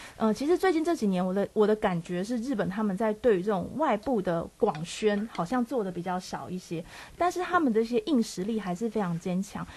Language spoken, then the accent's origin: Chinese; Taiwan; 我们台湾人